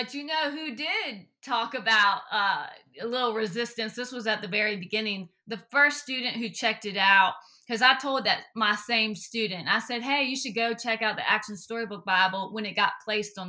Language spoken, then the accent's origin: English; Chesterfield, Virginia, United States; I grew up in Chesterfield, Virginia, and went to Liberty University